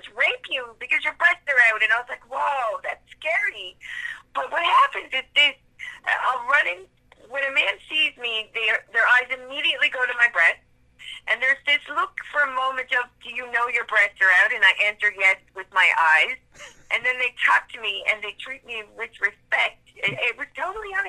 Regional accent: Newfoundland and Labrador, Canada; accent: something between Irish, Scottish, and Newfoundland; now in Halifax, Canada; I grew up in Newfoundland, and I was the daughter of a missionary in Newfoundland

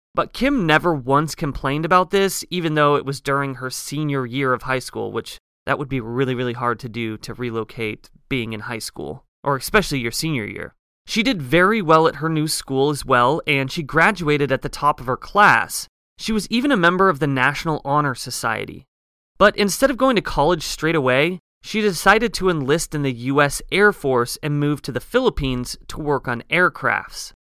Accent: Pacific Northwest, United States; growing up in the Pacific Northwest, you kind of realize early on that there is a lot of vast forest.

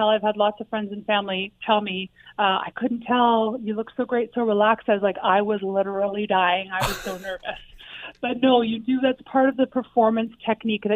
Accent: a little bit north of Toronto, Ontario, Canada; now in Hamilton, Canada; I actually grew up a little bit north of Toronto, and then I've been in Hamilton for about 15 years now

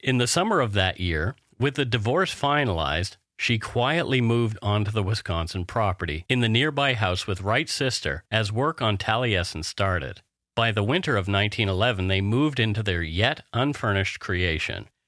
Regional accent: Canada; We are ordinary Canadian schmucks

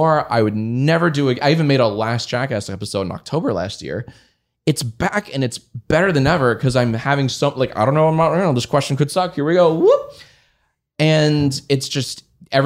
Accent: Columbia, Maryland, United States; moved away as an adult; also born or lived in Washington, D.C.; I grew up in Columbia, Maryland.

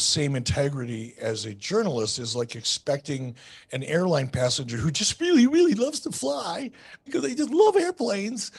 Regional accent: Detroit, Michigan, United States; When I was a little kid growing up in Detroit

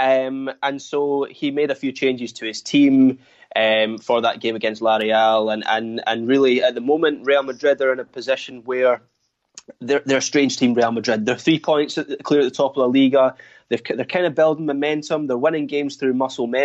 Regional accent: Scotland, United Kingdom; as a Scot

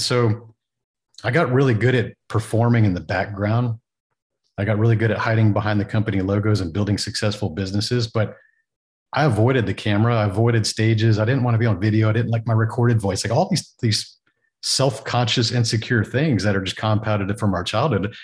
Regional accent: Texas, United States; growing up in Texas

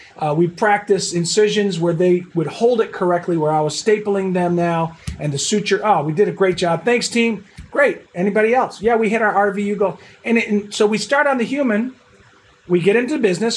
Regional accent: Buffalo, New York, United States; moved away; I'm originally from Buffalo, New York, so I'm a Bills fan

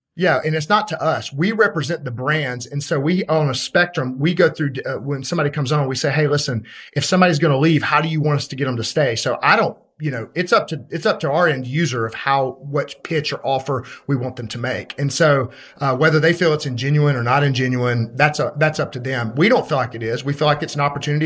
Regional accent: Birmingham, Alabama, United States; I'm from Birmingham, Alabama

